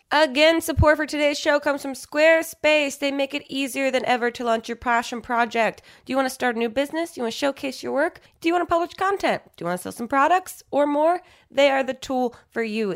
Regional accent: New Jersey, United States; I'm from New Jersey.

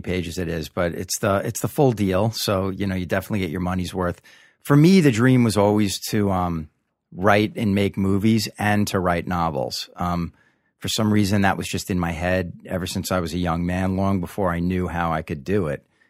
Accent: Long Island, New York, United States; moved away as an adult; also born or lived in Hollywood; Originally from Long Island.

